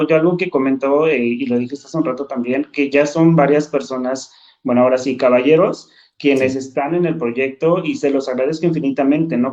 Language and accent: Spanish; San Pablo, Hidalgo, Mexico; moved away as an adult; now in Mexico City, Mexico; tomé la decisión de irme a mi comunidad, a San Pablo. Cuando me voy a mi pueblo